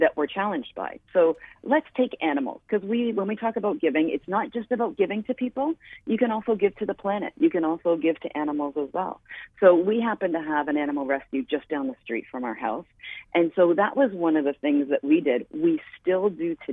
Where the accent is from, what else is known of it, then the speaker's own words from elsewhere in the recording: Canada; I am Canadian and was started in Canada